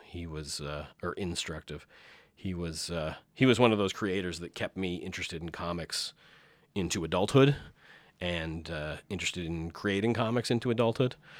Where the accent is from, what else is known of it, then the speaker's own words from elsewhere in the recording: St. Thomas, Ontario, Canada; also born or lived in Deep River, Ontario; my parents moved to Saint Thomas, Ontario, so more southwestern Ontario, uh, area, and grew up there